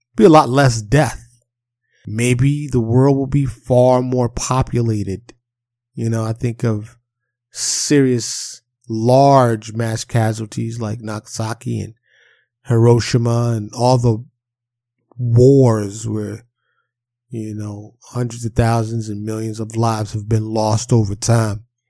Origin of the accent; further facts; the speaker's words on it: New York City, New York, United States; Growing up in Harlem and the South Bronx in New York City